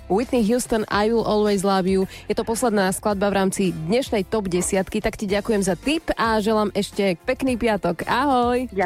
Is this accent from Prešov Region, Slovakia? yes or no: yes; Poprad, Prešov Region, Slovakia; moved away; Ja som z Popradu.